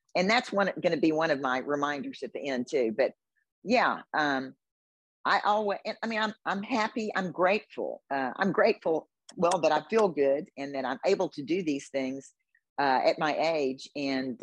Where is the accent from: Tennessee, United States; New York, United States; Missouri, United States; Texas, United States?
Texas, United States; Houston; I was born and raised in Houston